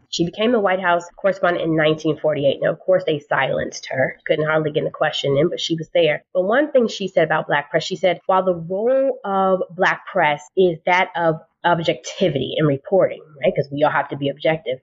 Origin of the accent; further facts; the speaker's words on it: Washington, District of Columbia, United States; I grew up in the Washington, D.C. area